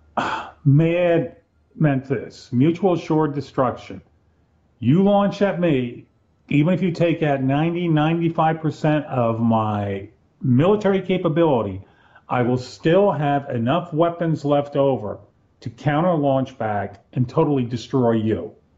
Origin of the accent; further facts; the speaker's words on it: Black Mountain, North Carolina, United States; my my hometown, Black Mountain, North